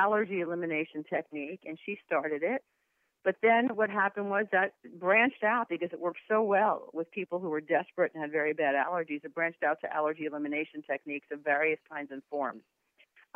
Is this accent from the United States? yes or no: yes; New Jersey, United States; I was from New Jersey